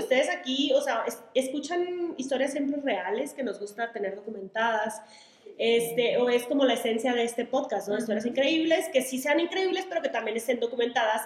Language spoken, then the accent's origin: Spanish; Sonora, Mexico; Soy de Sonora